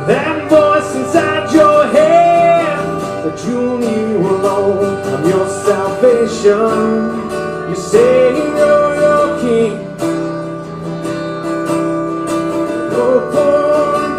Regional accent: Atlanta, Georgia, United States; moved away as an adult; I'm originally from the Atlanta area. I moved up here about 10 years ago to pursue songwriting.

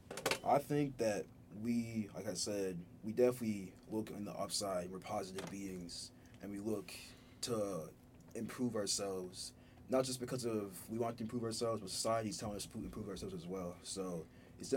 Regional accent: Ghana; moved away; I was born in Ghana originally, raised in an African household.

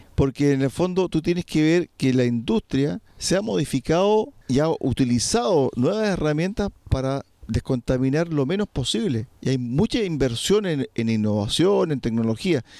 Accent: Chile; nuestro país

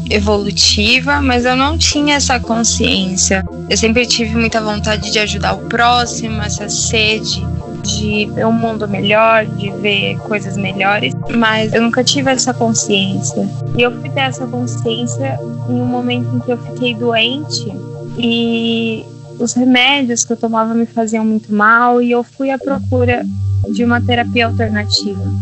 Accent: Minas Gerais, Brazil; now in São Paulo, Brazil; sou mineira, morando em São Paulo

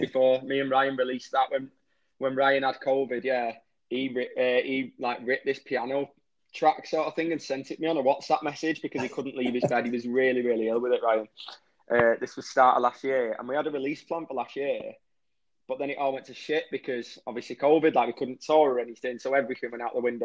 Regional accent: Warrington, North West England, United Kingdom; I was born in Warrington, which is a town, if you don't know, right in between Manchester and Liverpool, and that's where we live now.

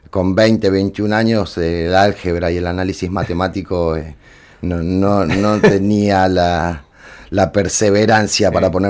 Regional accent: Buenos Aires, Argentina; moved away as an adult; now in Córdoba, Argentina; Mira, yo me fui de Capital Federal en el 99 a Córdoba Capital, eh, porque yo en ese momento tenía 20, 21 años

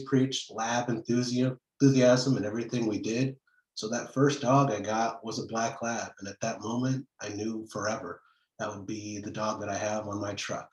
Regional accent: Fremont, Nebraska, United States; also born or lived in Chicago; now in Kansas City, United States; I grew up in Fremont, Nebraska

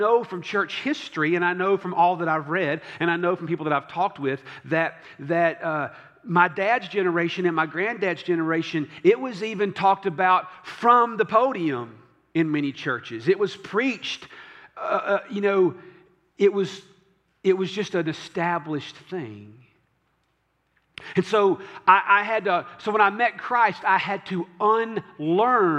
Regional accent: the South, United States; also born or lived in Franklin; I was raised in the South

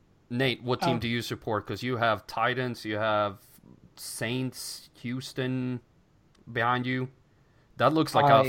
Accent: Sweden; English is a second language; moved away; growing up in Sweden

